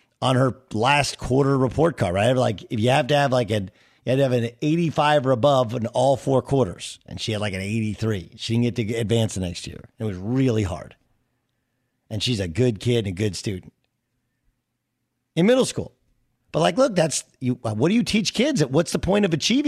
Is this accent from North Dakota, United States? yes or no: no; Irvine, California, United States; also born or lived in Connecticut; when we moved to California from Connecticut, we lived in Irvine